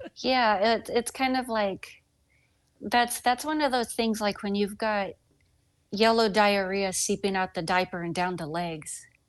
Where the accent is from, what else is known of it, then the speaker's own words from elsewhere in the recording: the South, Southern United States, United States; accent: Southern; my Southern accent just got thicker